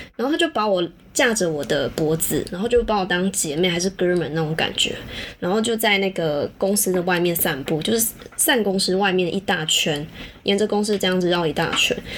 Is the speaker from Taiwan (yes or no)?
yes; Taiwan; 我们台湾人才慢慢认识跨性别的这一个人群啊